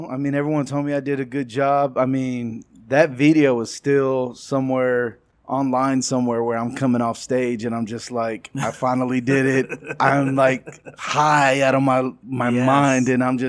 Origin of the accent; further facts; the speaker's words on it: Texas, United States; I acted out a lot. I was from West Texas. But we moved around a lot, too. I'm a PK. I'm a preacher's kid.